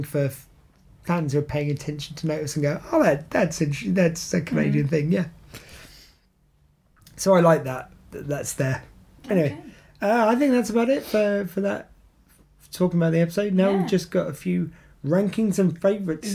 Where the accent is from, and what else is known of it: England, United Kingdom